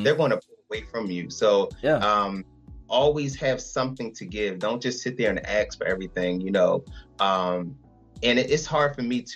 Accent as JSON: {"language": "English", "town": "Philadelphia", "region": "Pennsylvania", "country": "United States", "said": "I'm from Philadelphia"}